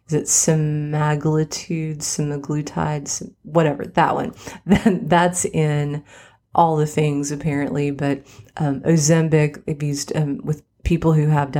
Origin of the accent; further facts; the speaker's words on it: West Virginia, United States; now in Nashville, United States; I grew up in West Virginia